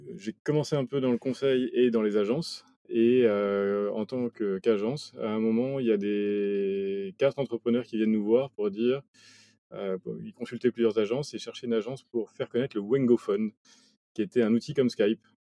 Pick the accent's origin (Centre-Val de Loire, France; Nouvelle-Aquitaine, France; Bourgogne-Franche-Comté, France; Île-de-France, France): Île-de-France, France; Paris; also born or lived in Nice / Mexico / Chile; j'ai grandi à Paris, autour de Paris